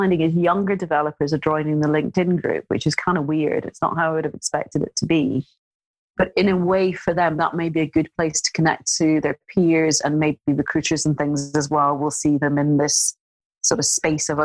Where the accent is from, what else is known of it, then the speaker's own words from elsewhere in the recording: Scotland, United Kingdom; I'm Scottish.